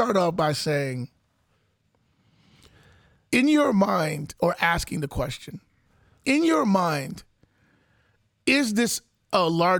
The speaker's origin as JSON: {"language": "English", "town": "Chicago", "region": "Illinois", "country": "United States", "said": "I'm from Chicago."}